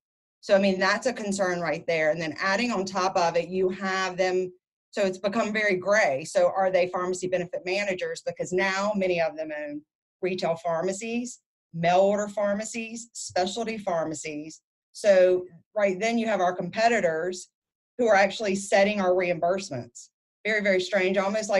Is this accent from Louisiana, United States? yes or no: yes; Louisiana, United States; moved away; I moved back to my home state of Louisiana